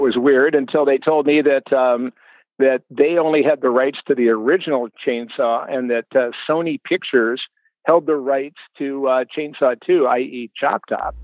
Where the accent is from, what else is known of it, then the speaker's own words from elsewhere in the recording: Barrington, Illinois, United States; moved away as an adult; also born or lived in Boston / New York; my little hometown of Barrington, Illinois.